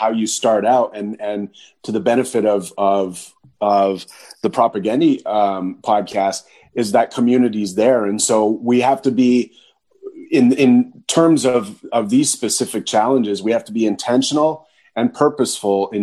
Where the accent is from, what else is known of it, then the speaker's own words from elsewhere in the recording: near Thunder Bay, Northern Ontario, Canada; Thunder Bay is a city in Northern Ontario. It's close to where I was born and raised in my hometown.